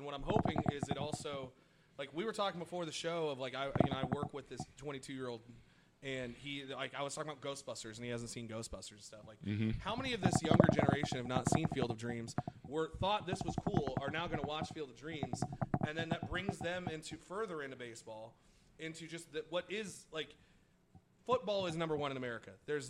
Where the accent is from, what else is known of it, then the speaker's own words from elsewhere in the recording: Midwest, United States; As a Midwesterner who spent summers in a farm in Oklahoma where we rotated, so it would be corn, it would be wheat, it would be soy.